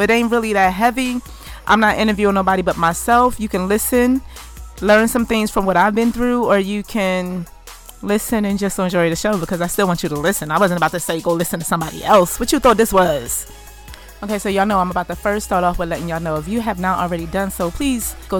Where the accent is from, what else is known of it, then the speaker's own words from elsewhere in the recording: United States; our burden to bear as American, Black American